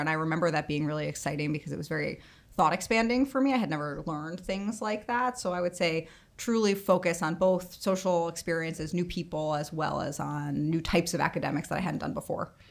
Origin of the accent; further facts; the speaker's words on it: Bronxville, New York, United States; I grew up in Bronxville, New York, which is about thirty minutes outside of the city